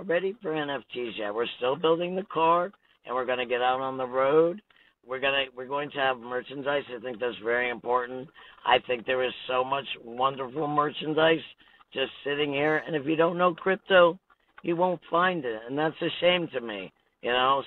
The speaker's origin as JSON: {"language": "English", "region": "Connecticut", "country": "United States", "moved": "yes", "lives_now": "Washington, United States", "said": "I'm from Connecticut and it rains there"}